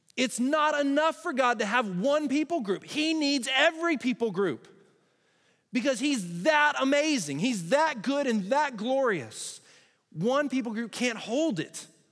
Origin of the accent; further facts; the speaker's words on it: Texas, United States; I'm a Texan